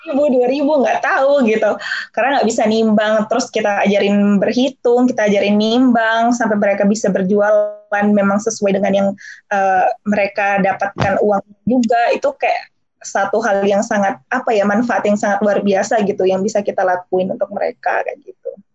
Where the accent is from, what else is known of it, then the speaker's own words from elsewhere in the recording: Jambi, Indonesia; moved away as an adult; now in Netherlands; aku uh, asli da dari anak daerah ya bisa dikatakan aku lahir di Jambi